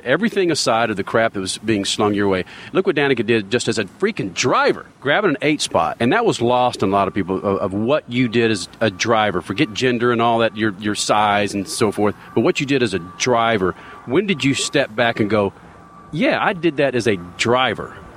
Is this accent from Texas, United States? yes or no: yes; Dallas, Texas, United States; I'm from Dallas, and I've never considered Dallas as the South.